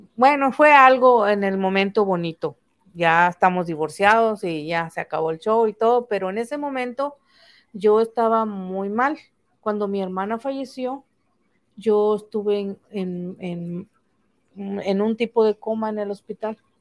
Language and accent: Spanish; Tampico, Tamaulipas, Mexico; Soy de Tampico, originaria de un rancho del río Tamesí.